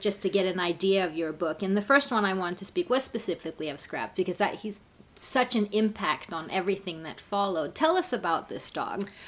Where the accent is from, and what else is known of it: Pasadena, California, United States; born or raised there